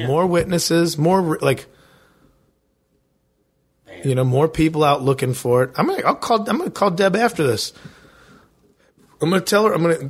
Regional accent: Addison, Illinois, United States; I'm from Addison, so I'm just I'm yeah. So I'm like where Melrose Park is, and I'm like maybe three neighborhoods straight west of there.

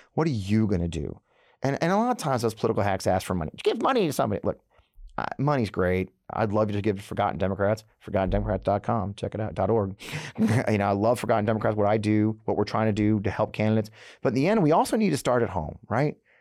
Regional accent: Missouri, United States; a little town in the suburbs here, my hometown

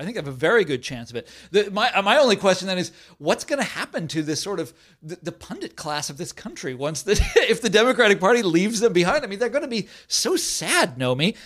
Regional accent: Kansas City, Kansas, United States; I grew up in Kansas City, and I, I went to high school in Kansas City

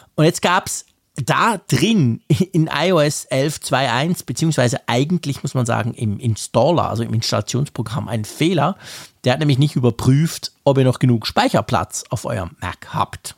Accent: Switzerland; als Schweizer

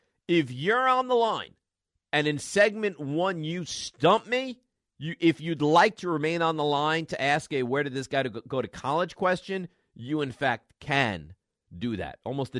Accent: Long Island, New York, United States; in the 80s, I grew up on Long Island.

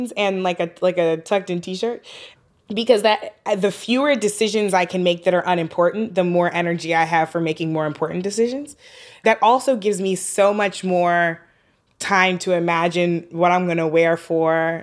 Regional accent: St. Louis, Missouri, United States; growing up in St. Louis

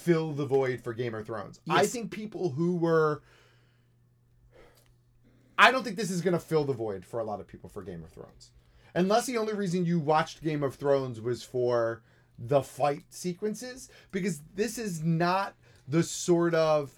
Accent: New Jersey, United States; born or raised there

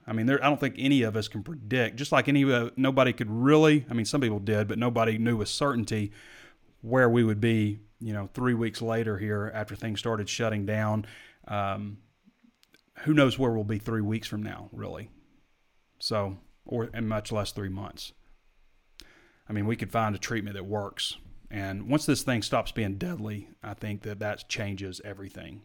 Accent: Sheridan, Arkansas, United States; now in Fayetteville, United States; I'm from Sheridan.

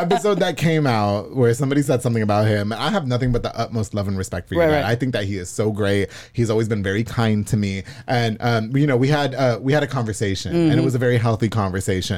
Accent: Long Island, New York, United States; moved away; I'm from Long Island, New York, so we don't hunt

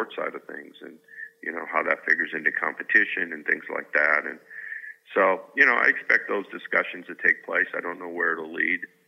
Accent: Tucson, Arizona, United States; I grew up in Tucson

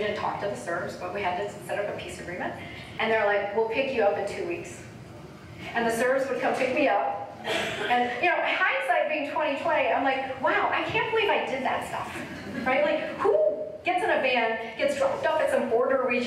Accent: United States; My parents grew up in India. I'm Indian American

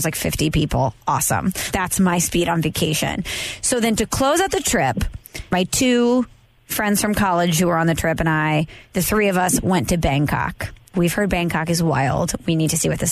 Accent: St. Louis, Missouri, United States; St. Louis

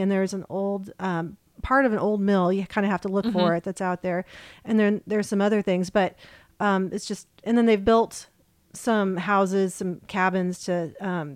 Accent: Ohio, United States; moved away; I grew up in Ohio

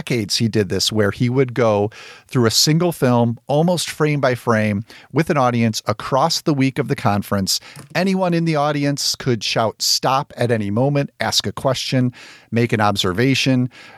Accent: Arkansas, United States; now in Oklahoma City, United States; I'm a big Steven Yeun fan, and I grew up in Arkansas before recently moving out of the state for the first time to Oklahoma City.

